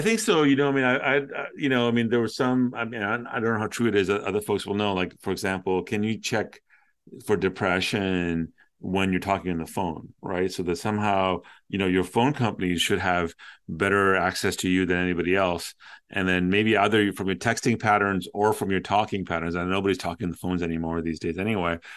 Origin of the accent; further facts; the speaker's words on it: Toronto, Ontario, Canada; I used to listen to a lot of DJs and radio growing up in Toronto